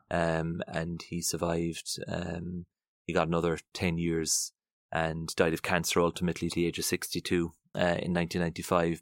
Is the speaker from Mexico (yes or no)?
no; Passage West, Munster, Ireland; very, very happy memories of, of childhood growing up in Passage's West